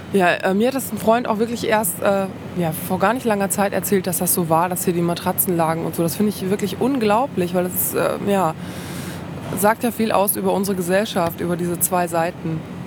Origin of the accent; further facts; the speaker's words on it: Paderborn, North Rhine-Westphalia, Germany; moved away as an adult; also born or lived in Düsseldorf / Berlin / Dresden; ich komme aus Paderborn. Ich bin aber nach dem Abitur mit wehenden Fahnen äh, hier weggegangen und bin vor fünf Jahren nach 17 Jahren Abwesenheit zurückgekommen.